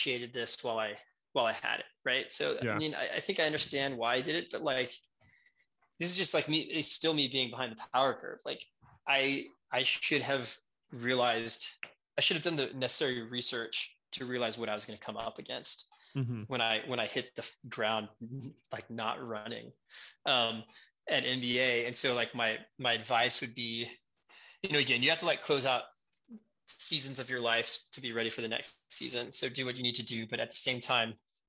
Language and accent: English; Houston, Texas, United States; I'm from Houston.